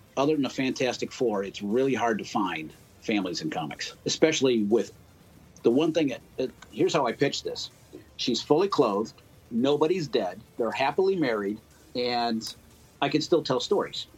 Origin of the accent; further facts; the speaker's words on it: Cleveland, Ohio, United States; also born or lived in Yellow Springs, Ohio; now in Dayton, United States; I'm from Cleveland, uh, originally from Cleveland. I've been in Dayton, well, Dayton and Yellow Springs area for 15 years now